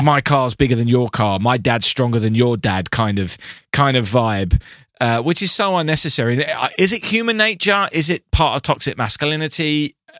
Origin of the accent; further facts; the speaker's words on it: England, United Kingdom; I'm English